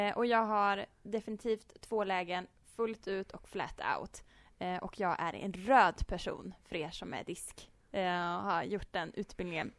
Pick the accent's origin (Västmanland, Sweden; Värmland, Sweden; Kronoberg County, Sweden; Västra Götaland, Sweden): Värmland, Sweden; Uddeholm; now in Karlstad, Sweden; Jag är uppvuxen i norra Värmland i en liten ort som heter Uddeholm.